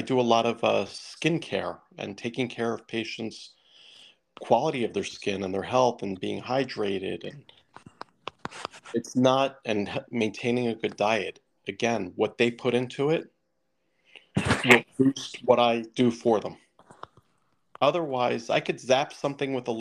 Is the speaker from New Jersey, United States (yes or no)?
yes; Millburn, New Jersey, United States; also born or lived in Summit, New Jersey; I grew up in Milburn